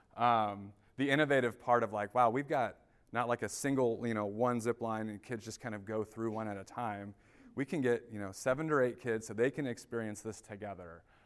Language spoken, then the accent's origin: English; Indianapolis, Indiana, United States; now in Grand Rapids, United States; I live in Grand Rapids. I'm originally from Indianapolis, Indiana.